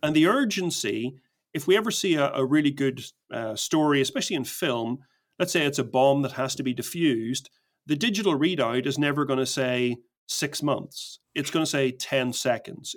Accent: Belfast, Northern Ireland, United Kingdom; I grew up in Belfast in Northern Ireland

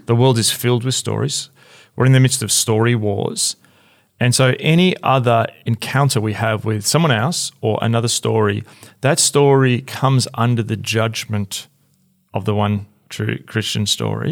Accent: Australia; as an Australian

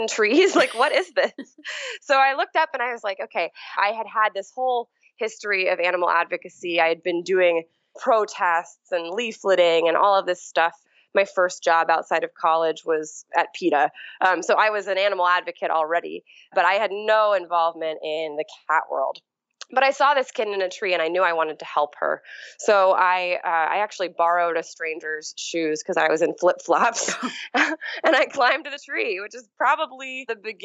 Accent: New York City, New York, United States; moved away as an adult; also born or lived in Philadelphia; I grew up in New York City

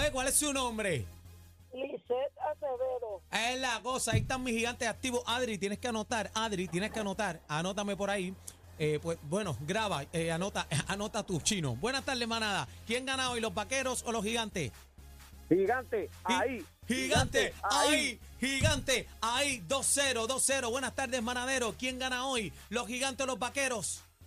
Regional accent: Puerto Rico; todos somos puertorriqueños.

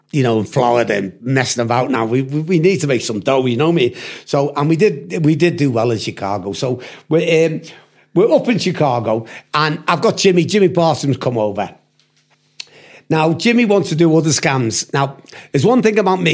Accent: United Kingdom; accent: British; also born or lived in United States; the Yanks used to love the British accent

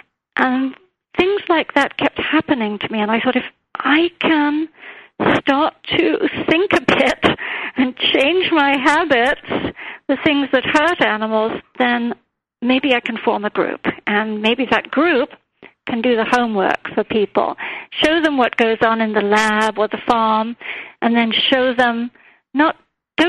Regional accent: India; moved away; growing up in India

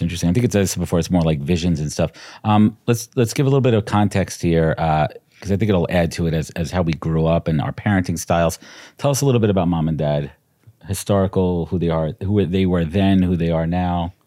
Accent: New York City, New York, United States; also born or lived in Long Island, New York; I was born in Brooklyn, but we both grew up in Brooklyn. I moved to Long Island when I was twelve.

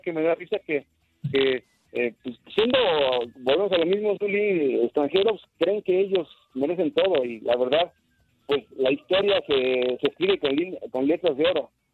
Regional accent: Mexico; como mexicanos que somos

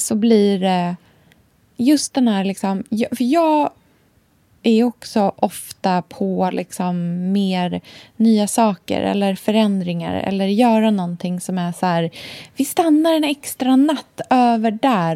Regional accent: Australia; när jag var liten i Australien

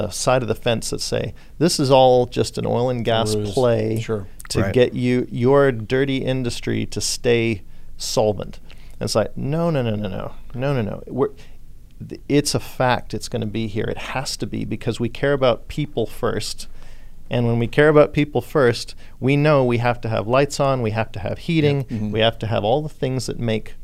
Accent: Australia; also born or lived in California / Texas; now in Houston, United States; I was born in Australia. I lived in California. Then I've been in Texas 20 years

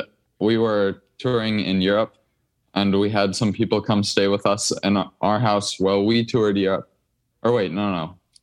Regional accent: Minnesota, United States; I'm from Minnesota.

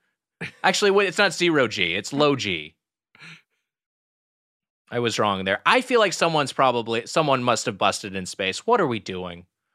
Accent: Southern California, United States; me growing up in Southern California

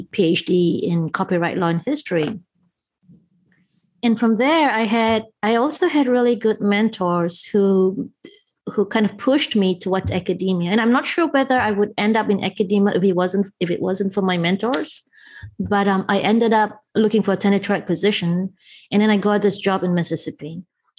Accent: Malaysia; moved away as an adult; also born or lived in Cambridge, England; now in United States; I did grow up in Malaysia and I spent my formative years and I actually left Malaysia only when I was 20

